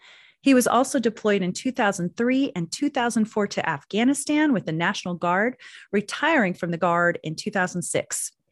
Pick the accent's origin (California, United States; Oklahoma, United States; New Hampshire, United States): Oklahoma, United States; Anadarko; In my hometown of Anadarko, Oklahoma, my father worked at one of four off-reservation Native boarding schools still in operation today called Riverside Indian School